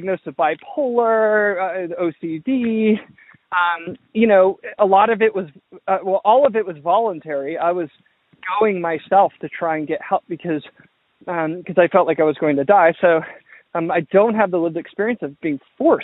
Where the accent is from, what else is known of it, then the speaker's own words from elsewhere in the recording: Georgia, United States; I grew up in the South, in the Southeast, in Georgia.